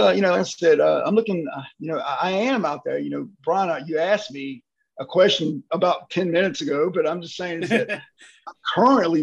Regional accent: Mississippi, United States; I'm from Mississippi. We catch crap all the time

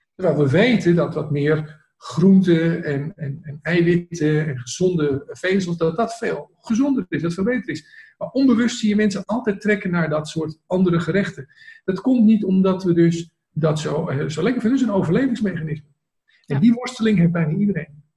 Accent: Amsterdam, North Holland, Netherlands; ik kom uit Amsterdam, ik kom in de binnenstad ben ik geboren van Amsterdam, ik heb daar 25 jaar gewoond.

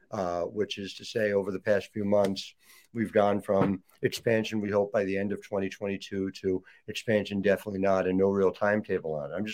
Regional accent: New Jersey, United States; I'm from New Jersey, where everything is two hours or less away from each other.

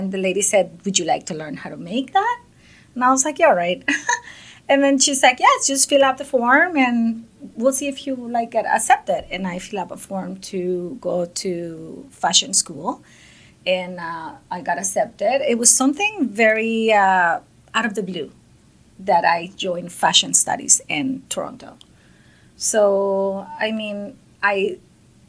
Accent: Costa Rica; moved away as an adult; now in Canada; I came from Costa Rica, and I came to Canada as an immigrant when I was 18 years old.

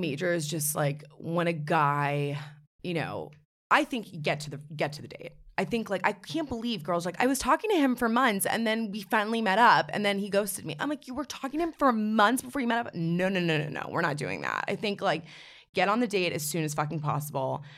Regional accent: New York City, New York, United States; I'm from New York City, born and raised.

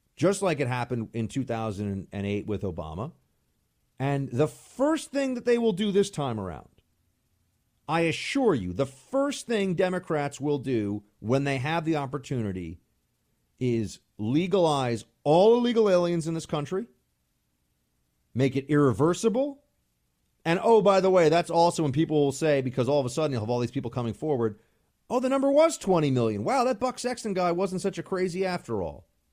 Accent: New York, United States; moved away as an adult; now in Washington, D.C., United States; I'm still a New Yorker

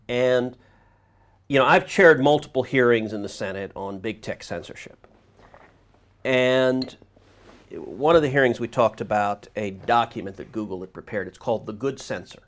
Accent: Houston, Texas, United States; also born or lived in New Jersey; I grew up in Houston.

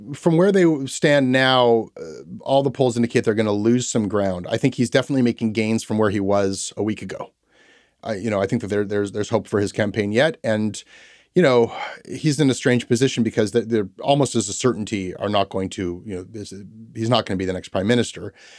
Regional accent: Toronto, Ontario, Canada; growing up in Toronto

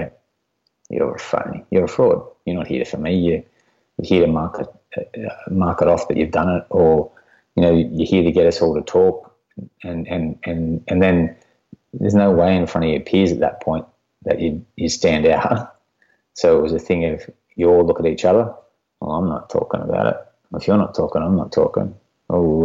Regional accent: near Kyogle, New South Wales, Australia; I transferred out to Kyogle, a small country town back up here near my hometown

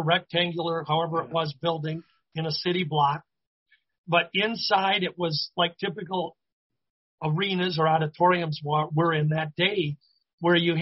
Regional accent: Minneapolis–Saint Paul, Minnesota, United States; my hometown of the Twin Cities

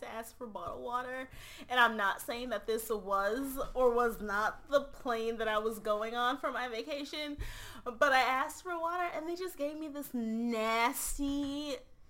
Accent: Boston, Massachusetts, United States; I'm from Boston

